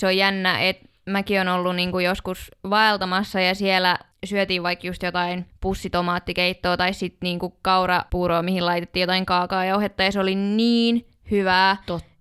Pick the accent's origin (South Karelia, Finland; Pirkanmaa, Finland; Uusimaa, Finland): Pirkanmaa, Finland; Tampere; also born or lived in Jyväskylä; Mä oon ihan Tampereelta kotoisin ja suurimman osan elämästäni asunut Tampereella